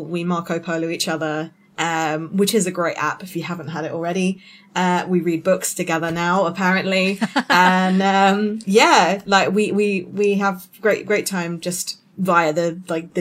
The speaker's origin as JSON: {"language": "English", "area": "Hampshire", "region": "South East England", "country": "United Kingdom", "said": "I am from Hampshire in the United Kingdom, a little city just about 20 minutes away from Stonehenge and about an hour away from London."}